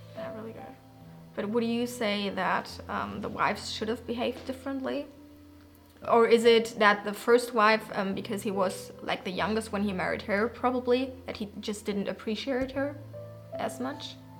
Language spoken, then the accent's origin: English; Germany; moved away; from Germany.